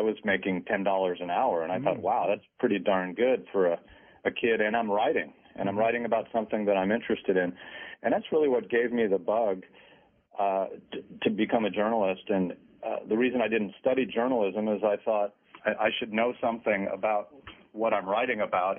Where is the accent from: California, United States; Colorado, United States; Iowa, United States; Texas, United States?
California, United States; Modesto; also born or lived in Minnesota; I grew up in a town called Modesto, California. I was born in Minnesota